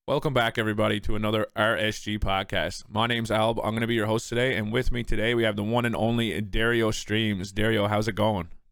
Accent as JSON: {"language": "English", "region": "Newfoundland and Labrador", "country": "Canada"}